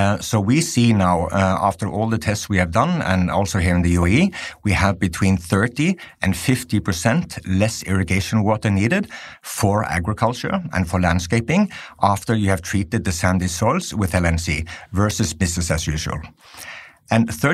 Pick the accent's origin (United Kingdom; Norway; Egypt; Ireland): Norway; I'm from Norway